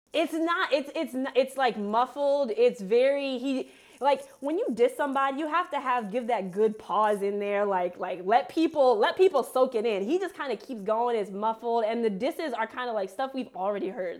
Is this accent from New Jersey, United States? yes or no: yes; Montclair, New Jersey, United States; I am from Montclair, New Jersey